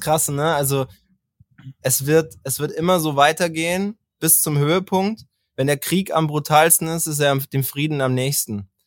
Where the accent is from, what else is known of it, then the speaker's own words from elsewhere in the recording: Bavaria, Germany; und ich halt auch aus Bayern